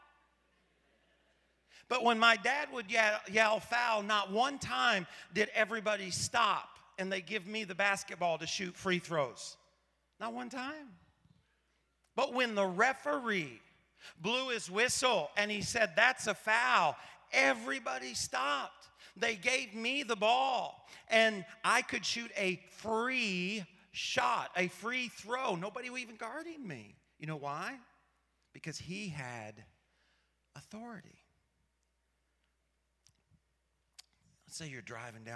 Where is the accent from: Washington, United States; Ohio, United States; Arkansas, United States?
Arkansas, United States; Paragould; I grew up in Paragould, Arkansas, a town of about 15,000 people